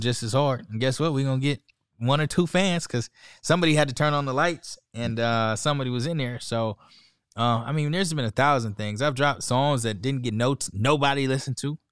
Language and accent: English; San Diego, California, United States; I'm from San Diego, California